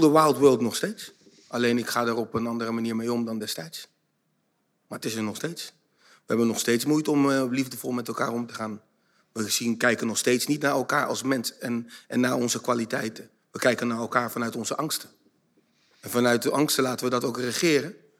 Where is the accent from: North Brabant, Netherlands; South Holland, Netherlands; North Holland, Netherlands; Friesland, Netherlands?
South Holland, Netherlands; Zoetermeer; also born or lived in The Hague; ik ben in Den Haag geboren, op mijn vierde naar Soetermeer verhuisd.